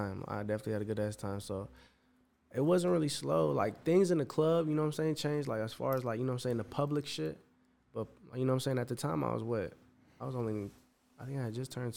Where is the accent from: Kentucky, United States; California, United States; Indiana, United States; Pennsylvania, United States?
Indiana, United States; East Chicago; moved away as an adult; now in Chicago, United States; born and raised in East Chicago